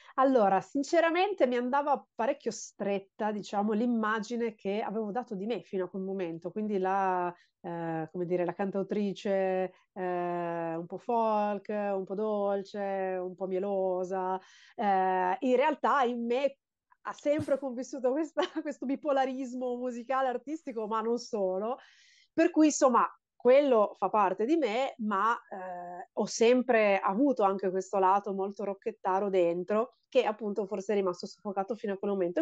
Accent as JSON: {"language": "Italian", "town": "Genoa", "region": "Liguria", "country": "Italy", "tie": "born or raised there", "lives_now": "Lingueglietta, Italy", "said": "io sono genovese ho vissuto a Genova fino ai 26 anni d'età"}